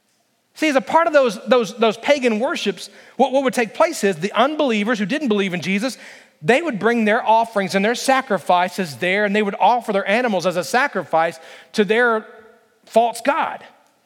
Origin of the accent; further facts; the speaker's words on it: the South, United States; Listen, I grew up in the South, okay?